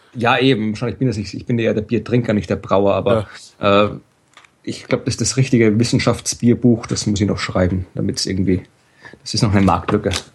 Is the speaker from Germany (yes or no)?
no; Austria; als Österreicher